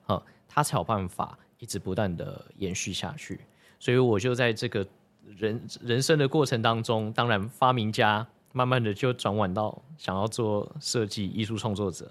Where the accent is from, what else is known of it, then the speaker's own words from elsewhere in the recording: Taichung, Taiwan; 我是台中人